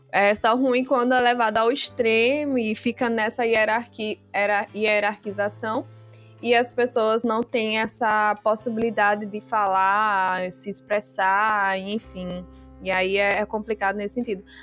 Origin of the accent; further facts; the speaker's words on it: Biombo, Guinea-Bissau; E nós somos de Biombo, uma cidade de Biombo. E lá meus pais aprenderam a falar o papel, que se fala pepel, na verdade. E aí eu não aprendi, porque eu fui criado na cidade.